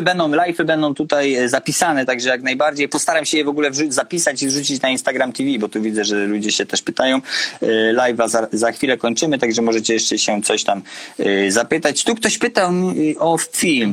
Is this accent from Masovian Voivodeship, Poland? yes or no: no; Konin, Greater Poland, Poland; pochodzę z Konina i nie było u nas McDonalda